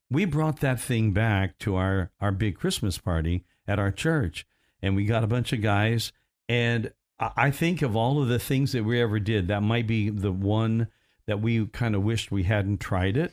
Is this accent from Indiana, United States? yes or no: yes; Evansville, Indiana, United States; when I grew up in Evansville